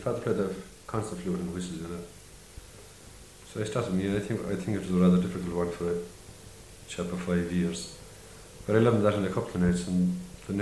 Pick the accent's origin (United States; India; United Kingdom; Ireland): Ireland; Miltown Malbay, Munster; my hometown, Milton Melville